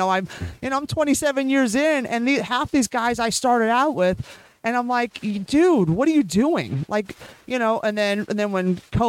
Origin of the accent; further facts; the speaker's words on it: Bay Area, California, United States; because I grew up in the Bay Area.